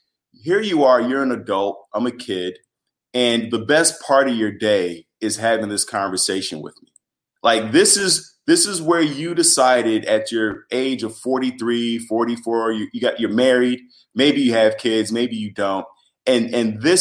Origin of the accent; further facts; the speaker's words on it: Chicago, Illinois, United States; I'm from Chicago. I'm from the north side